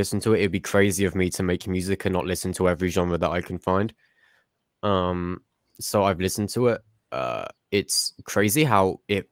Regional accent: England, United Kingdom

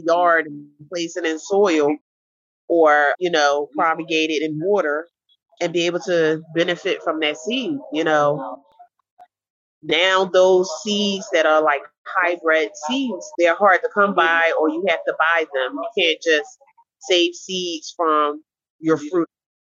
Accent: Philadelphia, Pennsylvania, United States; here in West Philadelphia, I was born here in Philadelphia, in West Philadelphia

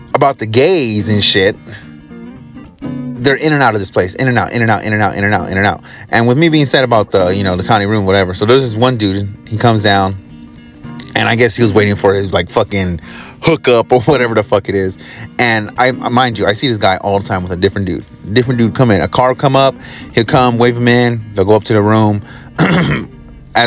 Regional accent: California, United States; also born or lived in Arkansas; I'm from California

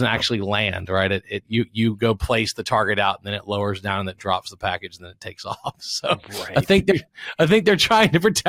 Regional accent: Louisiana, United States; now in Texas, United States; I'm from Louisiana, so we really are a different country. So just saying, we don't use the same universal commercial code. We have parishes instead of counties. We use Napoleonic code instead of English common law.

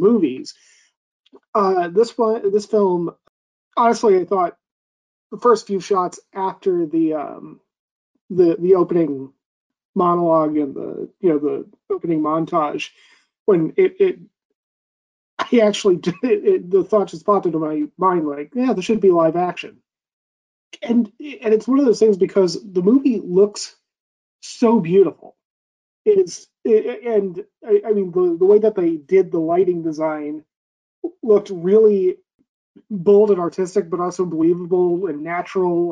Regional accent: United States; me being an American

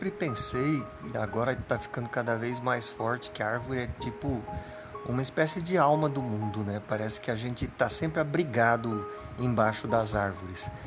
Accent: Rondonópolis, Mato Grosso, Brazil; quando era tempo de manga na minha infância a gente morava em Rondonópolis, a gente ficava embaixo das mangueiras para pegar manga, né?

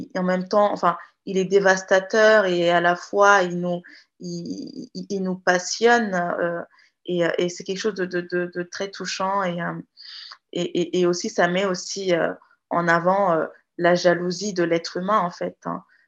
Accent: Guinea; first language Jakhanke; French is a second language; je suis jarinqué de la Guinée-Conakry

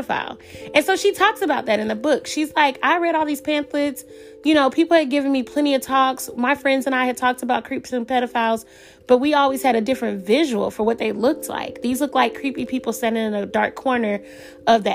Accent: Atlanta, Georgia, United States; I'm from Atlanta

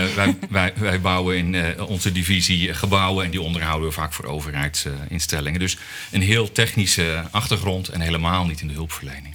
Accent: Netherlands; als Nederlander

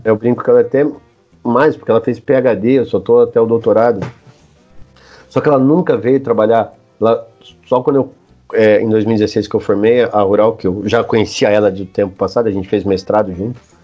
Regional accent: Campinas, São Paulo, Brazil; eu sou de Campinas

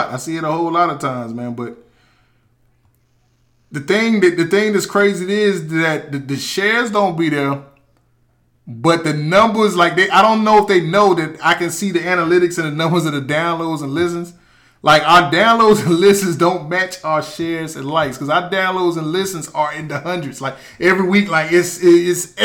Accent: Wilson, United States; I was born here in Wilson

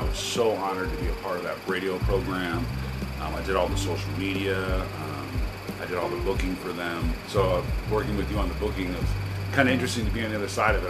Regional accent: Portland, Oregon, United States; Yeah, 43 years. I've lived here my entire life. I was born in St. John's.

